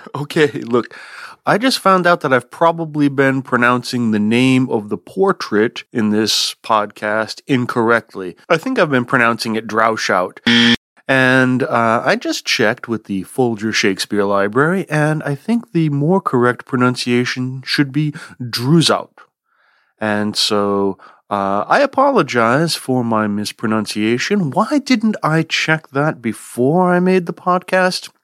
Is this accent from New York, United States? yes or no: no; Vermont, United States; here in my home state of Vermont